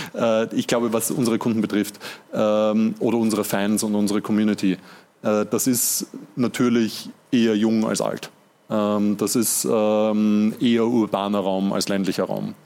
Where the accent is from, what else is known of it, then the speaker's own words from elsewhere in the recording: Vienna, Austria; ich bin ja selber Wiener